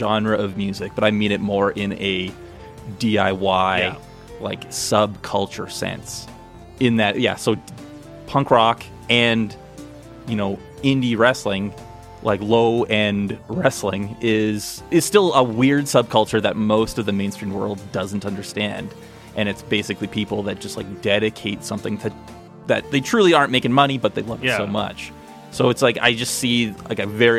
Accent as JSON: {"language": "English", "town": "Red Deer", "region": "Alberta", "country": "Canada", "said": "I'm from Red Deer."}